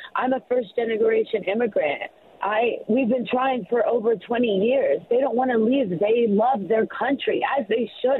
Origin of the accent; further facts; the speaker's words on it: Gaza Strip, Palestine; now in Columbus, United States; I'm from Palestine.